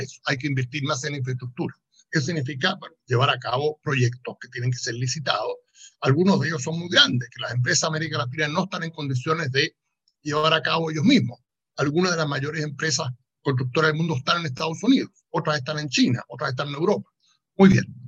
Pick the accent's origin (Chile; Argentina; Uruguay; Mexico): Chile; mi propio país, en, en Chile